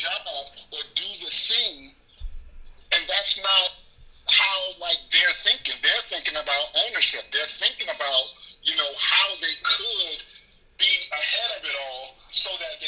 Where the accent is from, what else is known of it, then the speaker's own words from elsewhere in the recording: Miami, Florida, United States; now in New York, United States; I'm not from New York. I'm from Miami, born and raised. I'm a Florida boy. I'm living in New York right now.